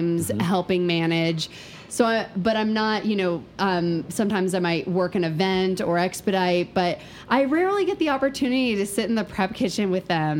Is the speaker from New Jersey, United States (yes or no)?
yes; New Jersey, United States; moved away as an adult; also born or lived in Conway, South Carolina / Greenville, South Carolina / Ithaca, New York / Paris, France; now in Asheville, United States; I was born in South Carolina in Conway, and we lived in Greenville when I was a little girl, but then I grew up in New Jersey.